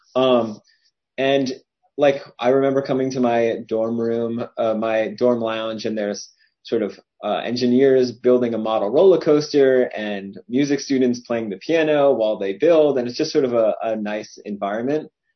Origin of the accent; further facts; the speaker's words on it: Cherry Hill, New Jersey, United States; I'm from Cherry Hill, New Jersey